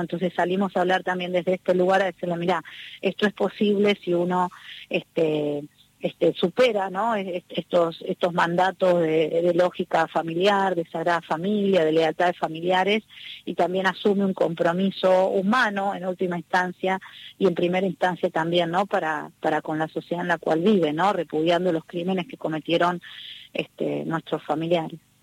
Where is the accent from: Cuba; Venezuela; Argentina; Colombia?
Argentina; para mí como argentina